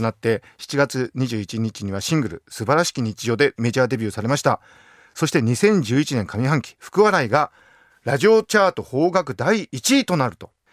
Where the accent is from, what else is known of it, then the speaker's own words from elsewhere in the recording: Akita, Japan; 同じ秋田県人として